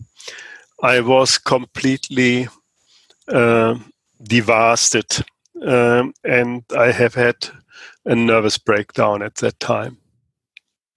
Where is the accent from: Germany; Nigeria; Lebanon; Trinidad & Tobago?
Germany; I'm from Germany